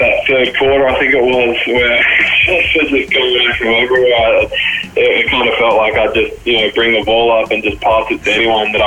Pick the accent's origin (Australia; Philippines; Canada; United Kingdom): Australia; Brisbane, Queensland; also born or lived in Alice Springs / Spain; I was born in Alice Springs and we left when I was three, you know, after my brother was born. So I grew up, spent most of my time in Brisbane